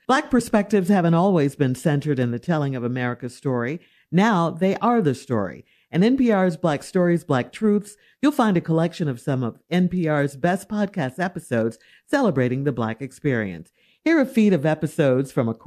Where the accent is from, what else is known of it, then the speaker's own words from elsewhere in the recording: Chicago, Illinois, United States; growing up in Chicago